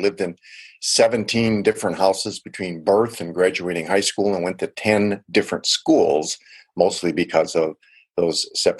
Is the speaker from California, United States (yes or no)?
no; Milwaukee, Wisconsin, United States; also born or lived in Chicago; Yeah, I was born in Chicago, Illinois, but most of my upbringing was in Milwaukee, Wisconsin. And Milwaukee is either the first or second most segregated city in the United States.